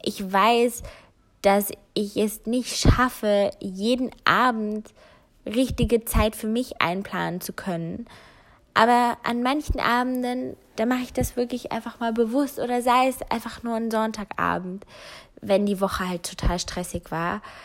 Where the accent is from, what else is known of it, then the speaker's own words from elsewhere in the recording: Germany; also born or lived in North Rhine-Westphalia; hier bei uns in Deutschland